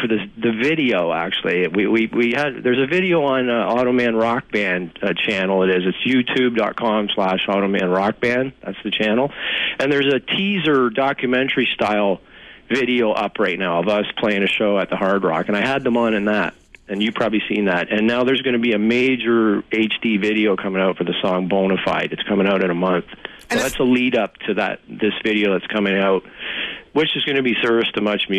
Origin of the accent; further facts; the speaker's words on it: Toronto, Ontario, Canada; growing up in Toronto